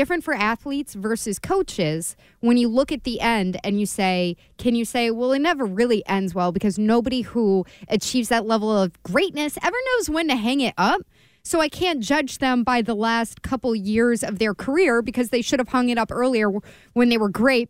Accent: California, United States; I heard that as a Californian

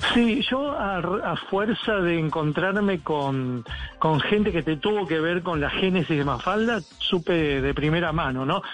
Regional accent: Argentina; en mi país

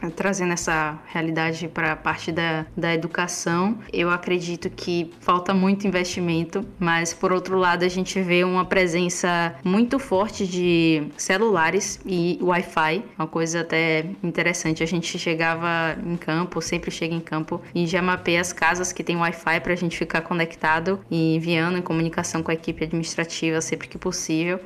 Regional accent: Feira de Santana, Bahia, Brazil; sou baiana da cidade de Feira de Santana

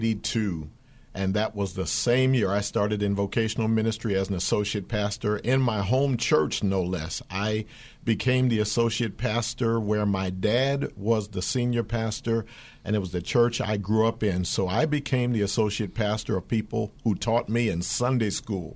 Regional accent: Philadelphia, Pennsylvania, United States; That was my hometown.

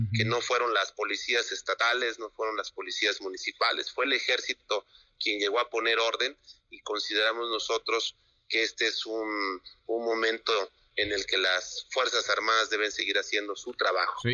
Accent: Mexico; como mexicanos

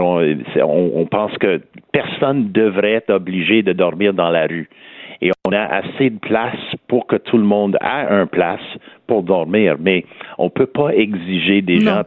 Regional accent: Montreal, Quebec, Canada; accent: West Island; j'ai toujours mon accent du West Island.

